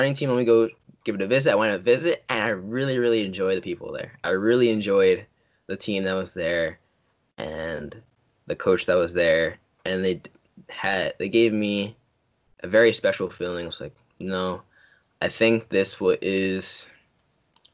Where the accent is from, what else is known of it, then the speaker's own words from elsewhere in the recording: New Jersey, United States; my home state, New Jersey.